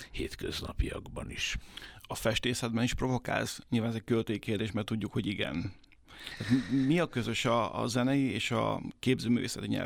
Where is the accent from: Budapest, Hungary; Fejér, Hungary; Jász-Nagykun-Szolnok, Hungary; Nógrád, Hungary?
Jász-Nagykun-Szolnok, Hungary; Karcag; Én Karcagról származom, Alföld